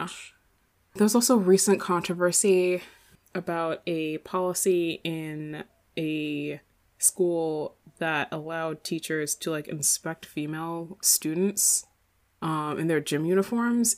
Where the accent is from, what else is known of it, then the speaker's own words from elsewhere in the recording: Ireland; accent: kind of Irish; moved away; I'd have like a, a kind of Irish accent